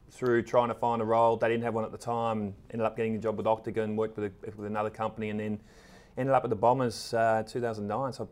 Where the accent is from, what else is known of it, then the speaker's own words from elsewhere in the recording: Echuca, Victoria, Australia; moved away as an adult; also born or lived in South Australia / Los Angeles / London; now in Melbourne, Australia; I was from Echuca. But I spent time in South Australia